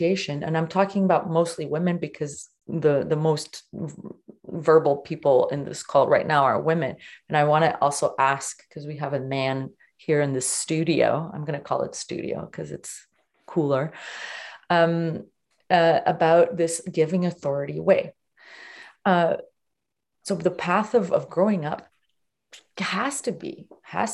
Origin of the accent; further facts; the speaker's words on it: Portugal; I was born in Portugal